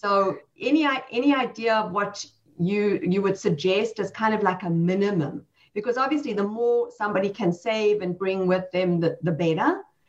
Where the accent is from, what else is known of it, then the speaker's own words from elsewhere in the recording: South Africa; moved away as an adult; now in United States; I came here 20 years ago. I had two little children. I came from South Africa.